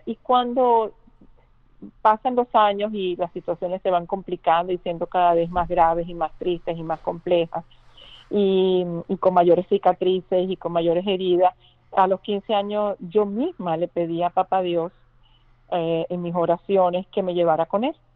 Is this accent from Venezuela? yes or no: yes; Venezuela; moved away